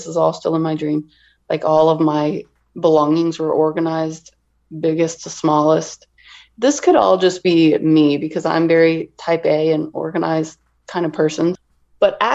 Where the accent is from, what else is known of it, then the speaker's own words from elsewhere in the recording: near St. Louis, southern Illinois, United States; moved away; I am originally from Illinois, a little town, probably about 30 minutes outside of St. Louis, Missouri.